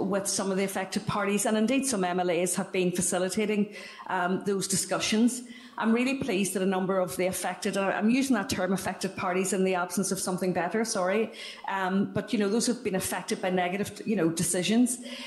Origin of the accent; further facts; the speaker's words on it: Derry, Northern Ireland, United Kingdom; I'm from Derry and I do talk fast